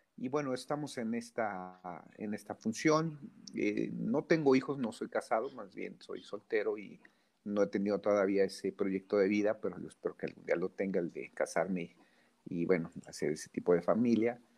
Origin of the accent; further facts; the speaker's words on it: Mexico City, Mexico; soy de la Ciudad de México